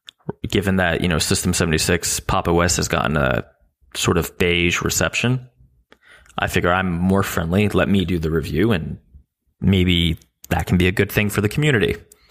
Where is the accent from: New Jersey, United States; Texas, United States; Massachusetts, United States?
New Jersey, United States; I'm from New Jersey